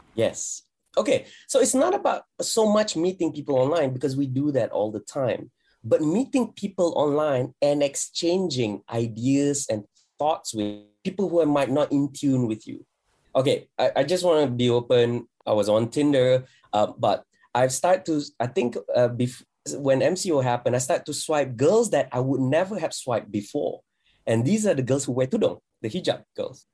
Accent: Malaysia; fellow Malaysian

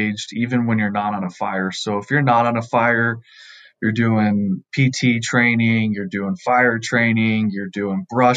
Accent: Southern California, United States; I grew up in Southern California.

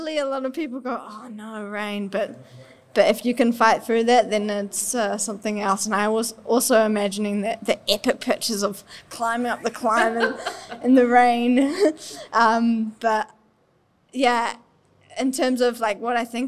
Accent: New Zealand; accent: Kiwi; my Aussie accent, because definitely it's on the Kiwi side.

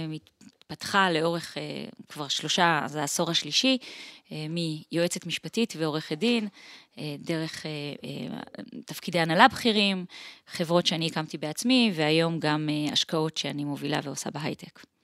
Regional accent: Israel; also born or lived in Switzerland / Tel Aviv, Israel; אני נולדתי וגדלתי אה, פה בארץ

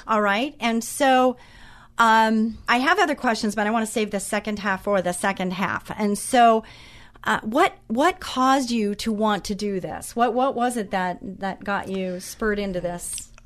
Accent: Orange County, California, United States; I grew up in Orange County

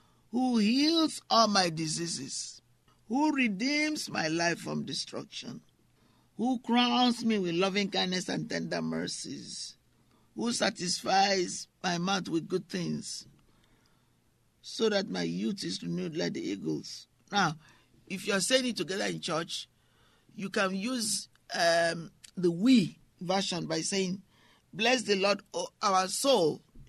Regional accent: England, United Kingdom; also born or lived in France; or sometimes when I grew up in England, because I saw things that were very unsettling.

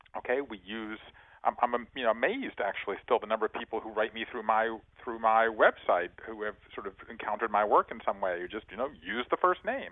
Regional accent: Savannah, Georgia, United States; now in Brooklyn, United States; I live in Brooklyn now, but I'm from Savannah, Georgia

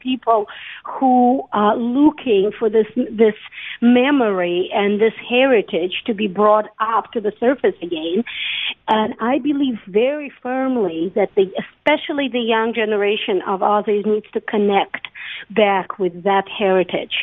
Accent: Saint Petersburg, Russia; moved away as an adult; now in Beersheba, Israel; I was born and raised in Russia, in St. Petersburg

